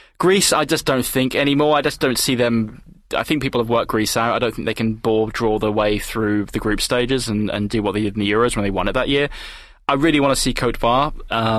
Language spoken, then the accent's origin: English; England, United Kingdom; an Englishman